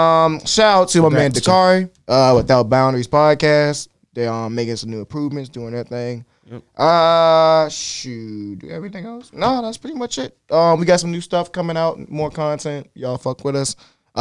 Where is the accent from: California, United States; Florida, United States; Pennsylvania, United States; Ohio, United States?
Ohio, United States; Cleveland; I'm from Cleveland. We don't fucking know.